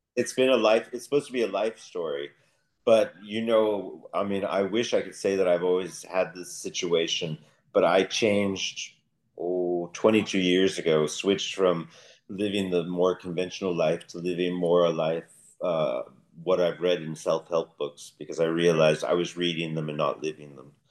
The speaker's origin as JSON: {"language": "English", "country": "United States", "moved": "as an adult", "lives_now": "Denmark", "said": "as an American moving to Denmark"}